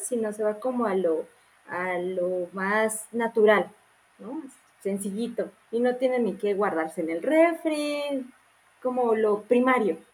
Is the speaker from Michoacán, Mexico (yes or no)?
yes; Morelia, Michoacán, Mexico; Yo soy de Morelia